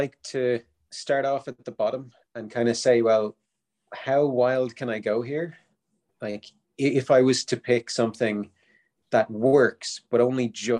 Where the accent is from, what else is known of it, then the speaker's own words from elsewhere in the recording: Dublin, Leinster, Ireland; I'm from Dublin, Ireland